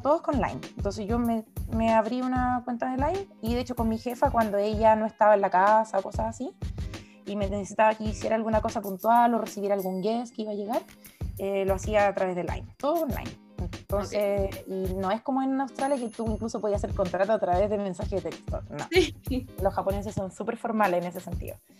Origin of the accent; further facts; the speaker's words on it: Temuco, Araucanía, Chile; also born or lived in Japan; yo como soy de Temuco